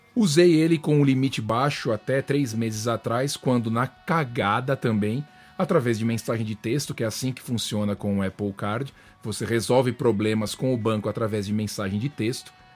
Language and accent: Portuguese; Brazil; now in United States; mesmo sendo brazuca